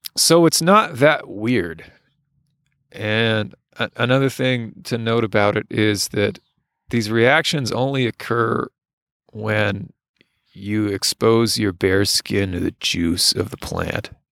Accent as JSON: {"language": "English", "country": "United States", "said": "As an American"}